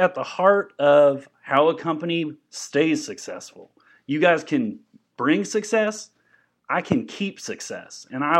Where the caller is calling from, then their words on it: Lubbock, Texas, United States; Yes, I'm calling you from Lubbock, Texas. I'm out here. I'm calling from a payphone.